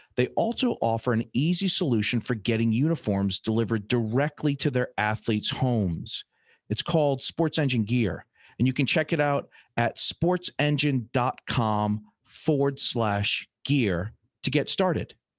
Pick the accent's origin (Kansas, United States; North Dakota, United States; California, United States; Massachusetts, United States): Massachusetts, United States; Fall River; when I was a little kid, I grew up in Fall River